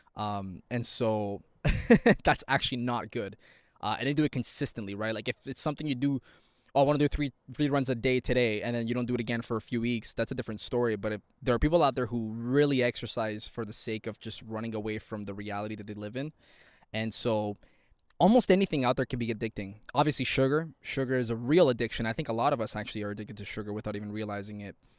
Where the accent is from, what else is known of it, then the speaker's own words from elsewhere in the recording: Toronto, Ontario, Canada; I'm from Toronto, Ontario, Canada